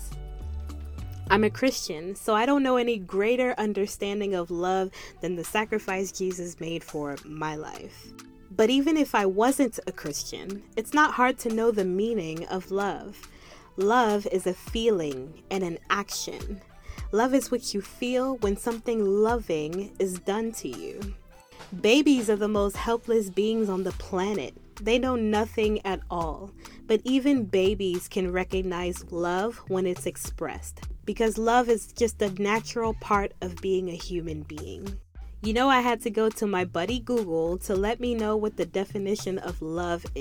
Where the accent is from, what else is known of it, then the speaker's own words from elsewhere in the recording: Maryland, United States; I grew up in Maryland, which is like the Cameroon of the United States